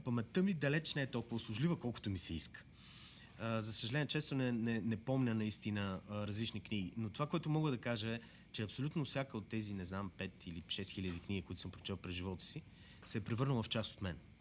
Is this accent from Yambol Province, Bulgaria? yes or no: yes; Yambol, Yambol Province, Bulgaria; аз съм от Ямбол